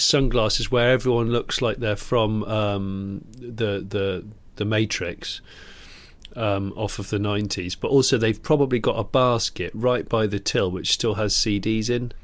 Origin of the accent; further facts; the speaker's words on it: West Country, South West England, United Kingdom; moved away; I grew up in the West Country